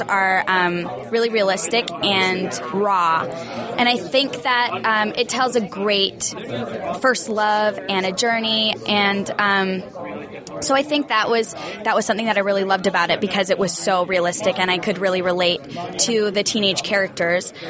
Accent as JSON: {"language": "English", "country": "New Zealand", "said": "I am from New Zealand"}